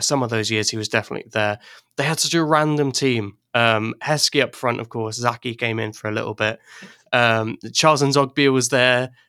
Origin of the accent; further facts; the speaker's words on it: Ireland; also born or lived in England; now in Wales, United Kingdom; I'm English, but I grew up in Ireland, and then I moved back to England for a while, and now I live in Wales